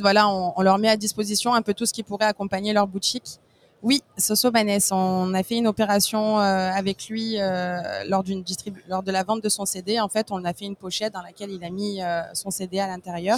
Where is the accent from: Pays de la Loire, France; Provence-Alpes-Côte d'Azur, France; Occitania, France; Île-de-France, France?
Provence-Alpes-Côte d'Azur, France; Marseille; je suis marseillaise, donc née et élevée à Marseille